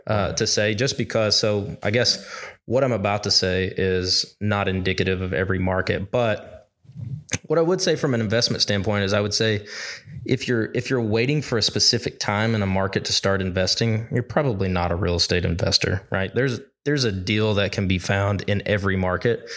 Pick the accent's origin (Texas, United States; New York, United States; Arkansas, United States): Arkansas, United States; I grew up in Arkansas